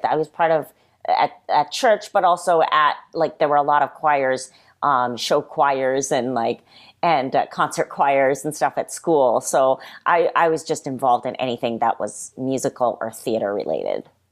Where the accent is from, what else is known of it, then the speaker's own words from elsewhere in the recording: South Hadley, Massachusetts, United States; moved away as an adult; also born or lived in Springfield, Massachusetts / Japan / New York; now in Los Angeles, United States; I was born in Western Massachusetts, uh, in a city called Springfield, and I grew up primarily in uh, South Hadley, Massachusetts